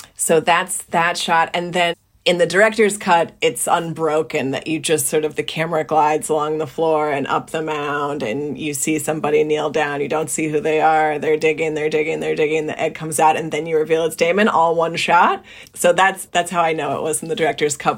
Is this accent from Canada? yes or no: no; New Jersey, United States; I grew up in New Jersey, small town, public high school